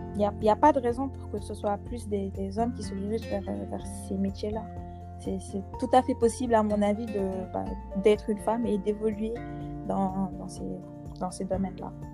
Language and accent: French; Senegal; chez nous au Sénégal